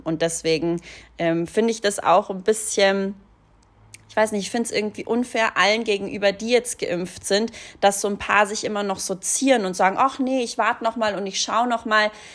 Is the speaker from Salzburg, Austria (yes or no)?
yes; Hallein, Salzburg, Austria; moved away; Meine Heimatstadt Hallein